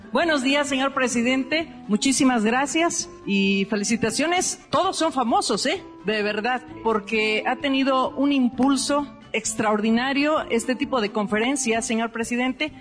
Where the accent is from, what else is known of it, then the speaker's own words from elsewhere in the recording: Veracruz, Mexico; moved away as an adult; now in Minneapolis, United States; yo soy de de Perú, Veracruz, pero ya tengo 12 años viviendo en Minneapolis, Minnesota